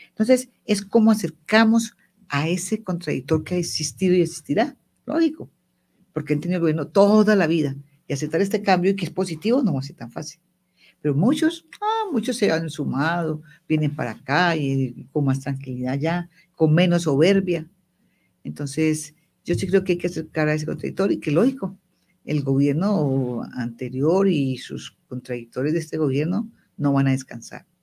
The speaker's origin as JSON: {"language": "Spanish", "town": "Medellín", "region": "Antioquia", "country": "Colombia", "said": "Yo soy paisa. Y allá en Medellín, en la familia, tuvo una reunión familiar"}